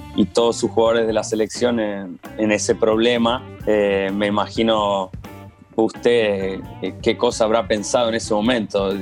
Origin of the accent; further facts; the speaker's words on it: Argentina; moved away; como argentino